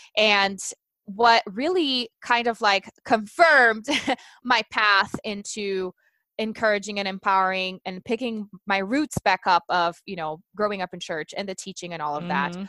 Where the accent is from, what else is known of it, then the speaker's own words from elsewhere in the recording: Brazil; English is a second language; moved away; I'm originally from Brazil